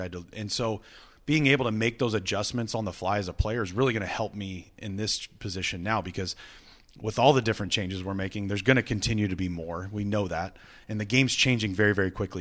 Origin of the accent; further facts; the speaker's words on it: Visalia, California, United States; now in Cleveland, United States; I'm from Visalia, California